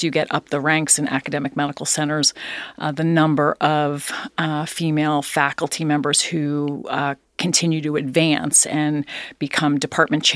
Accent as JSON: {"language": "English", "region": "East Coast", "country": "United States", "tie": "born or raised there", "also_born_or_lived": "Philadelphia, Pennsylvania", "said": "I was born there. Grew up on the East Coast"}